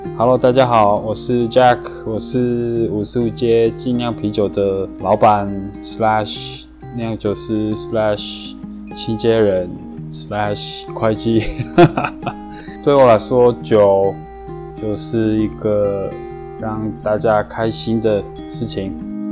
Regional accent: Colombia; Chinese is a second language; moved away as an adult; now in Taiwan; 我爸妈是台湾人，然后他们大概快， 快四十年前移民到哥伦比亚。对。所以我在那边出生长大

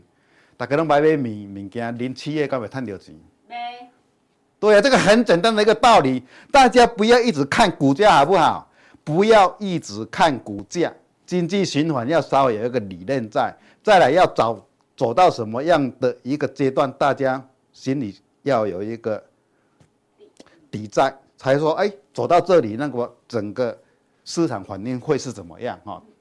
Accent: Chiayi, Taiwan; 各位，我是金钱豹朋友，大家好，我是嘉义的

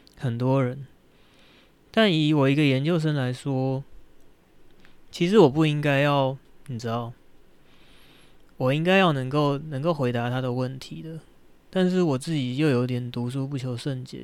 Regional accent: Shenkeng, New Taipei, Taiwan; moved away as an adult; also born or lived in Keelung; 我幼稚园到，到大学毕业在深坑住了二十年这样

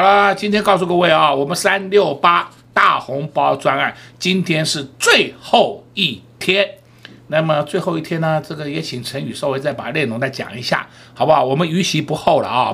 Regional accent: Taiwan; 我们台湾人民

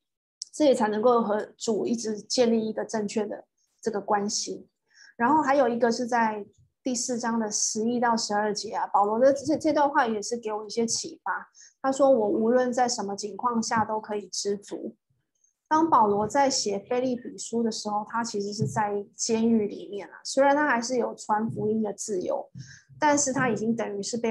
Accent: Taiwan; now in Singapore; 很像我刚刚从台湾搬到新加坡的那头两年，也是差不多，也是经历过这些这些沮丧。

